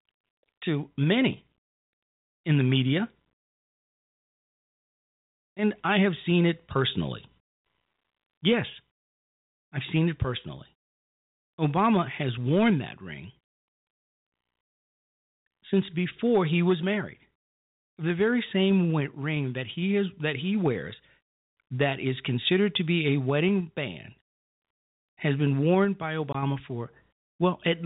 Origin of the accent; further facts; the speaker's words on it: Chicago, Illinois, United States; the south side of Chicago, my hometown